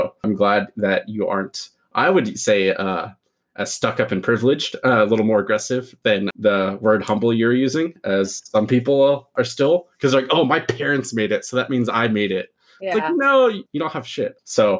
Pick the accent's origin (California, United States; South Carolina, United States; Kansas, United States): California, United States; Pleasanton; I grew up in Pleasanton. It's very bubble town as well. Pleasantville was a nickname, because nothing ever bad happened.